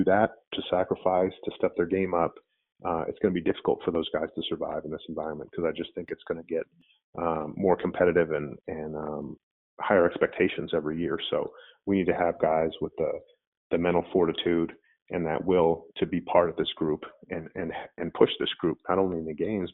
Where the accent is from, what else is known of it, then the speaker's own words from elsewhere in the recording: Anchorage, Alaska, United States; I grew up in Anchorage, Alaska